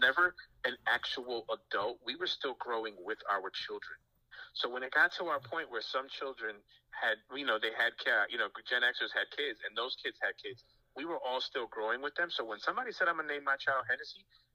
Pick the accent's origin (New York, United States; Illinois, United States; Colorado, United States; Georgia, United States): New York, United States; New York City; also born or lived in Dundalk, Maryland; now in Virginia, United States; me growing up in New York City